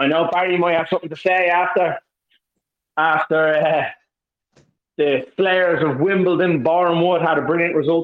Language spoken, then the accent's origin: English; Dublin, Leinster, Ireland; from Dublin